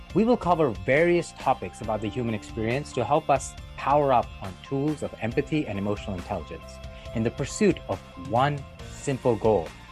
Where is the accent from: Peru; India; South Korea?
India; growing up in India, every year we had the annual sport, sports day in school